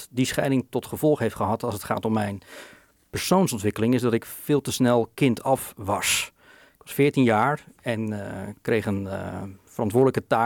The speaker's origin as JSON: {"language": "Dutch", "town": "Bolnes", "region": "South Holland", "country": "Netherlands", "tie": "born or raised there", "said": "Nou ja, die eh, speelde ze af in eh, Bolnes inderdaad. wij woonden aan een pleintje."}